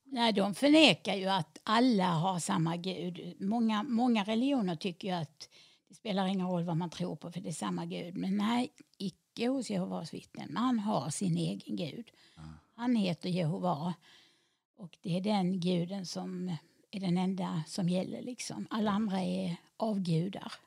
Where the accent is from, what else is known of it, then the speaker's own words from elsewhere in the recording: Helsingborg, Skåne, Sweden; jag är född och uppvuxen i Helsingborg